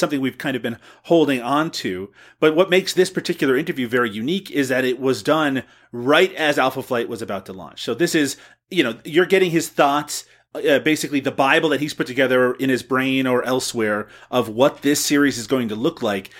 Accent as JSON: {"language": "English", "country": "Canada", "said": "me as a Canadian"}